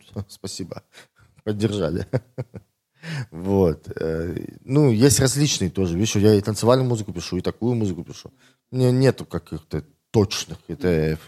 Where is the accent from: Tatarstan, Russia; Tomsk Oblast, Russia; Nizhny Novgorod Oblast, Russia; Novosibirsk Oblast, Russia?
Tomsk Oblast, Russia; Tomsk; now in Moscow, Russia; Я из Томска